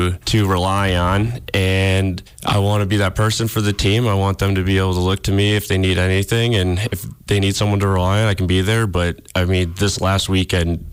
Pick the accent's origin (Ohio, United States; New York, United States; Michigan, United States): New York, United States; upstate; moved away as an adult; also born or lived in Massachusetts; now in Montana, United States; I grew up in New York